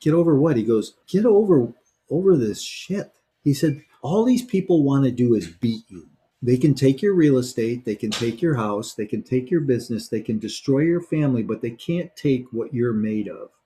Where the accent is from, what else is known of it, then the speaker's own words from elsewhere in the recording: Chicago, Illinois, United States; I grew up in Chicago